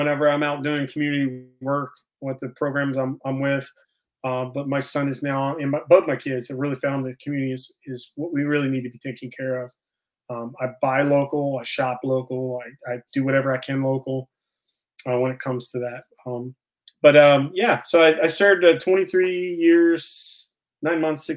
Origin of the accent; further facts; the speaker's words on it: Virginia, United States; moved away; I'm originally from Virginia